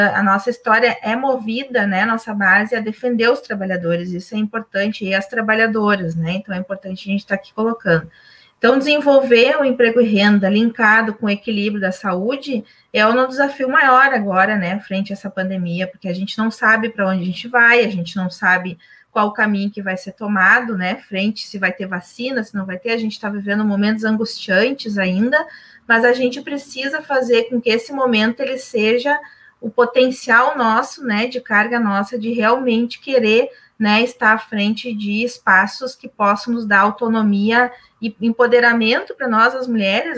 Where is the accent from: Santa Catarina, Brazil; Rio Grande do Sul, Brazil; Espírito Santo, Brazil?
Rio Grande do Sul, Brazil; Charqueadas; Aqui na minha terra, Encharqueadas